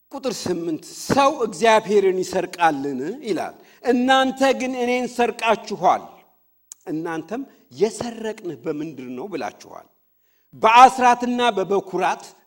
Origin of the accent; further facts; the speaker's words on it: Fiche, Oromia, Ethiopia; moved away; እኛ ድሮ ልጆች ሆነን ፍቼ ቀይ ሰፈራችን